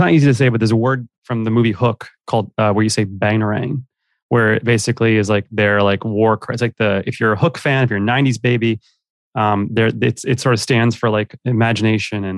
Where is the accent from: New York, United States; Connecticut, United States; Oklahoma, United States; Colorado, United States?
New York, United States; New York City; moved away as an adult; also born or lived in Los Angeles; Born and raised in New York